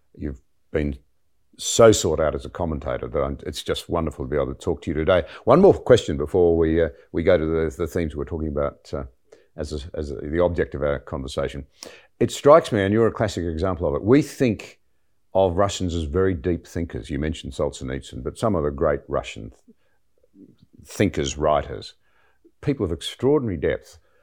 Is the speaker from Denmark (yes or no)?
no; Australia; as an Australian